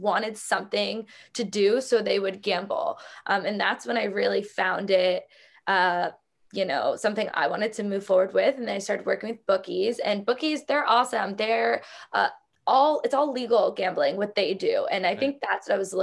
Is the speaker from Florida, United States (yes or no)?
yes; South Florida, United States; I grew up in South Florida.